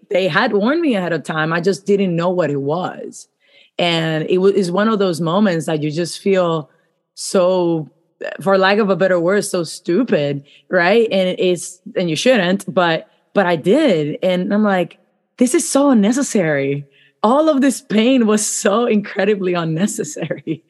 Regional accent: Puerto Rico; I grew up in Puerto Rico, so I went to school in Puerto Rico.

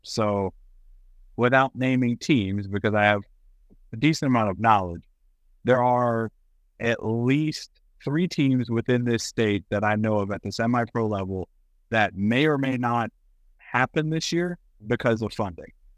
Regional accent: Kentucky, United States; I'm from Kentucky. I love Kentucky. It is my home.

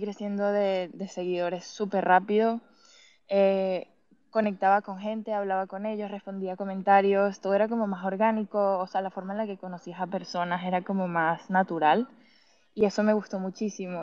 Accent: Venezuela; moved away as an adult; now in Madrid, Spain; nací y me crié en Venezuela.

